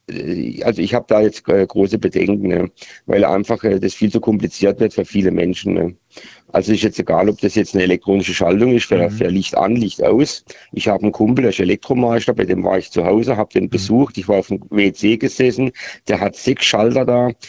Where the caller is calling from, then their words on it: Baden-Württemberg, Germany; Ich komme hier aus Südbaden und verfolge gerade eure Sendung